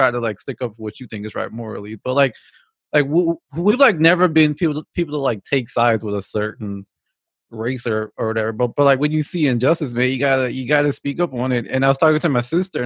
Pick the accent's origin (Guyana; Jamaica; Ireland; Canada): Guyana; Georgetown; now in United States; I'm originally not from this country. I'm from Georgetown, Guyana, which is in the Caribbean